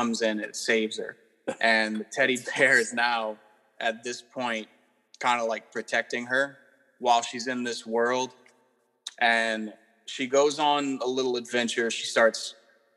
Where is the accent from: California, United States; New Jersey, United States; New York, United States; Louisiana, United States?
Louisiana, United States; Southern; I'm from Southern Louisiana